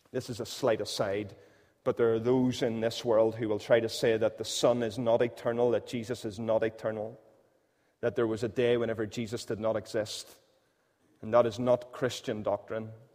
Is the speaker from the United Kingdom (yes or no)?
yes; Northern Irish, Northern Ireland, United Kingdom; we're Northern Irish